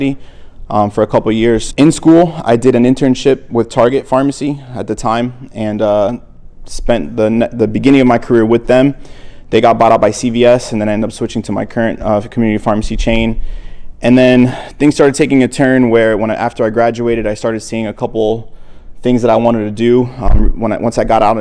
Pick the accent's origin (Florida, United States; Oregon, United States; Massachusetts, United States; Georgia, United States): Florida, United States; Miami; also born or lived in New Jersey; I was raised in Miami. However, I was born in New Jersey, but I came to Miami when I was one.